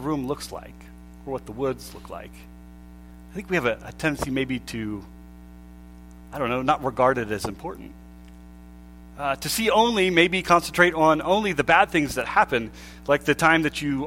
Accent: Pennsylvania, United States; we grew up in Pennsylvania

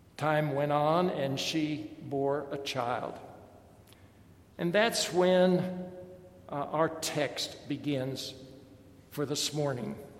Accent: Washington, District of Columbia, United States; I grew up in Washington, D.C

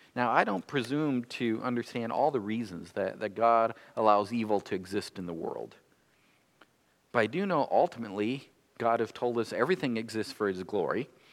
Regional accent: North Dakota, United States; now in Michigan, United States; I've lived more of my years here in Michigan than I lived in my home state of North Dakota, but I still feel like I'm a North Dakotan

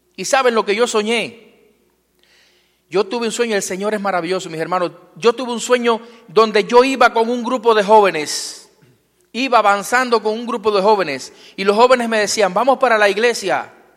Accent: Cuba; Vengo de un lugar muy lejano. Vengo del Caribe. Eh, vengo de Cuba. Eh, soy pastor eh, en Cuba.

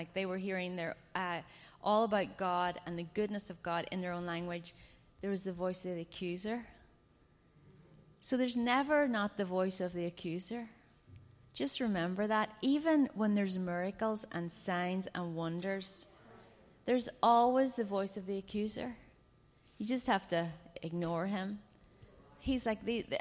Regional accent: Ireland; I come from Ireland, and we are a culture of storytellers and singers

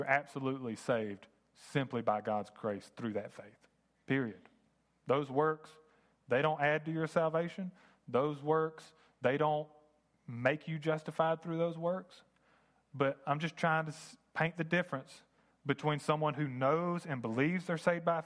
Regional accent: United States; I grew up in America.

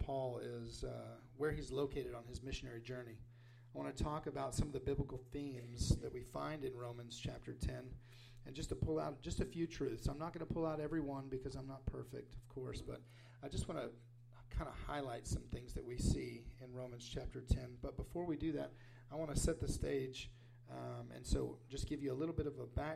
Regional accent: Wichita Falls, Texas, United States; also born or lived in Papua New Guinea; We're from Wichita Falls.

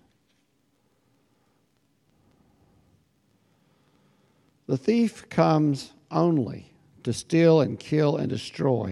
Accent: United States; as an American.

